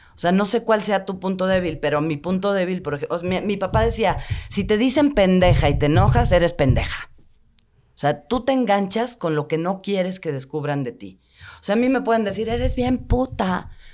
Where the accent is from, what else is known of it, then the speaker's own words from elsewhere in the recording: Mexico City, Mexico; yo crecí en Tlatelolco hasta los 35 me fui de ahí